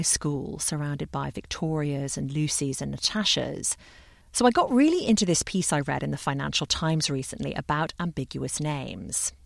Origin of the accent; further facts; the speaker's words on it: London, United Kingdom; When I was a child growing up in London